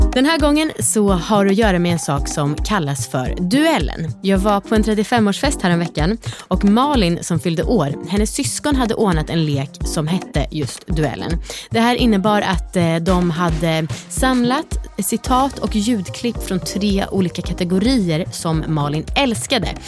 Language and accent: Swedish; Sweden; vi som svenskar